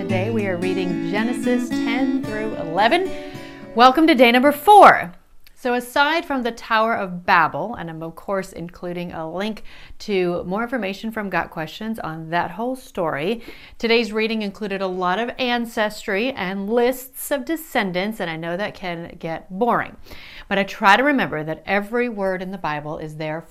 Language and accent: English; South Dakota, United States; my parents knew that their kids needed to know English, especially growing up in South Dakota